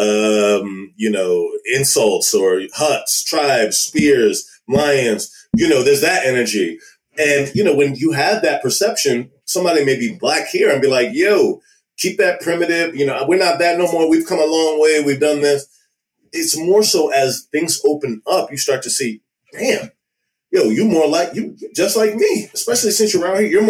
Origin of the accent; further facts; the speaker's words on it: Maryland, United States; also born or lived in Washington, D.C. / Nigeria; I was born in DC and raised in Maryland.